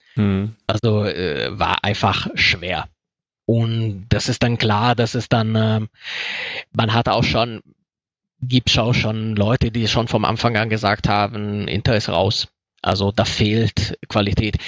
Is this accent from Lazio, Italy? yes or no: yes; Rome, Lazio, Italy; now in Germany; ich komme aus Rom